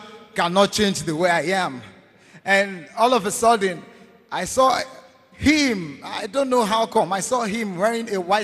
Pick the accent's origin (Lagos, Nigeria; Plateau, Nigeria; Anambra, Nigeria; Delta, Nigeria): Anambra, Nigeria; I am from Anambra State.